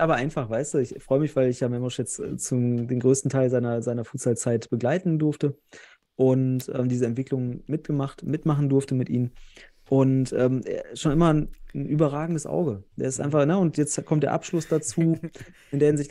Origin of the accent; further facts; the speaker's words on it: North Rhine-Westphalia, Germany; Ich komme ja selbst aus Westfalen